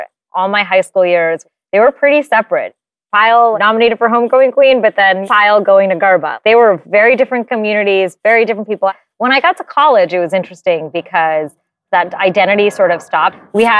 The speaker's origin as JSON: {"language": "English", "country": "India", "said": "what she gave me and the knowledge of the beauty, the rigor, the sense of duty that being an Indian woman really comes"}